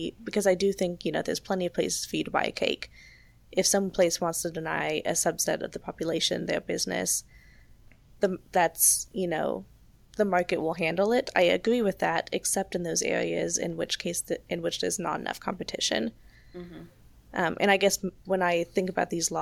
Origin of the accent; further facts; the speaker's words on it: Texas, United States; I grew up in Texas